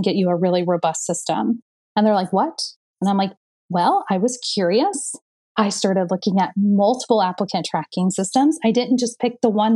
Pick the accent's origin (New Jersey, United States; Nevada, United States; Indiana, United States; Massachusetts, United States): Indiana, United States; I'm from Indiana. I'm a basketball girl. Like we were brought up to win, right?